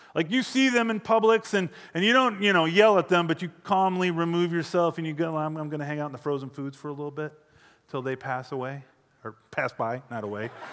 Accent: hometown near Deerfield, Illinois, United States; moved away as an adult; also born or lived in Phoenix, Arizona; I was 24 when we decided to move back to my hometown

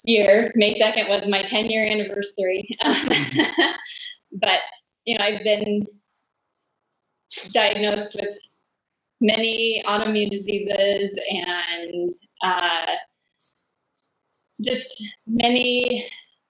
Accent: Colorado, United States; moved away as an adult; also born or lived in Texas; now in Michigan, United States; I was born in Colorado, and then I moved to Texas to go to school

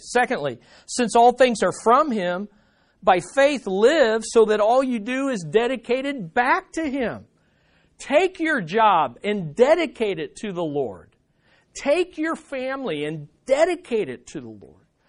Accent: United States; we as American Christians

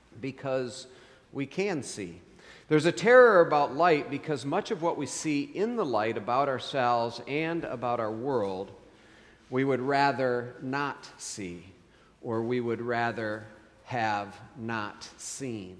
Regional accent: West Michigan, United States; growing up in West Michigan

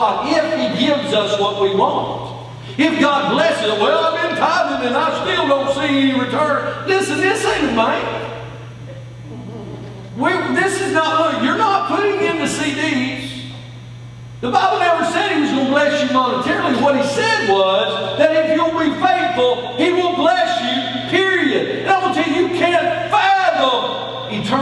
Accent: United States; born and raised in the United States of America

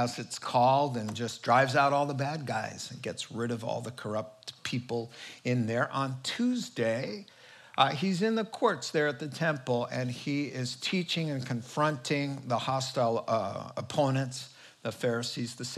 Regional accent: New England, United States; moved away; I grew up in New England, a small town in the suburbs

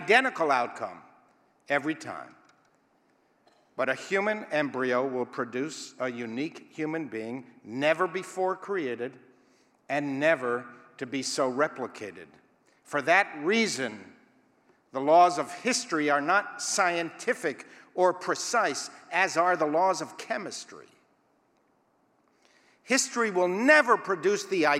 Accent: Israel; I was taught as a youth growing up in Israel

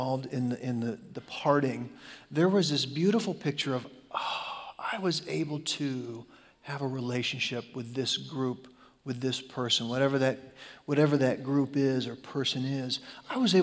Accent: Chicago, Illinois, United States; I grew up in Chicago

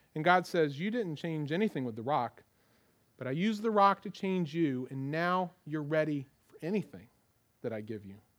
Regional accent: United States; as American Christians

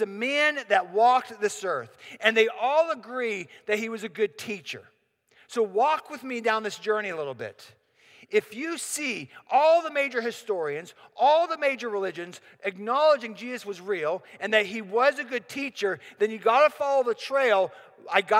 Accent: Pittsburgh, Pennsylvania, United States; I'm from Pittsburgh.

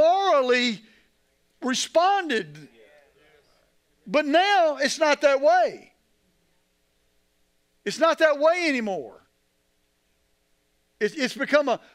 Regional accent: United States

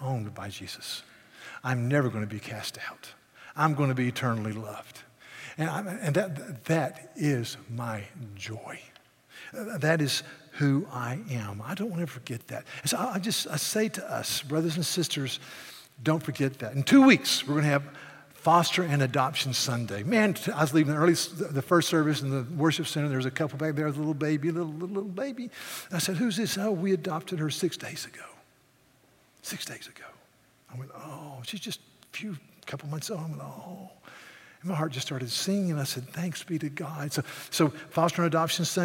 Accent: the South, United States; I'm a Southerner

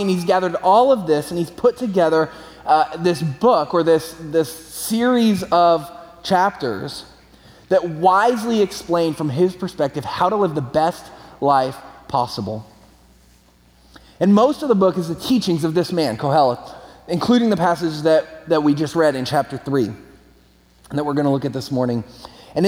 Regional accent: California, United States; I'm from California, moved back to California

